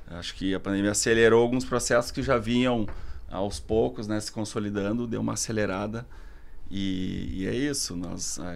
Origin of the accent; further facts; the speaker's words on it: Porto Alegre, Rio Grande do Sul, Brazil; also born or lived in Barcelona, Spain; sou arquiteto de Porto Alegre, né?